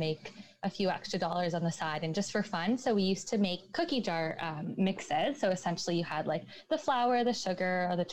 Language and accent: English; Markham, Ontario, Canada; moved away as an adult; also born or lived in Montreal; We're both from Markham, but we didn't meet until we went to school in Montreal